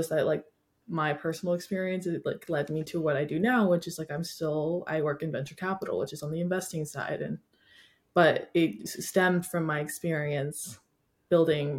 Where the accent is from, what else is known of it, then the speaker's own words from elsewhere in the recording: Washington, United States; moved away as an adult; now in California, United States; I grew up in Washington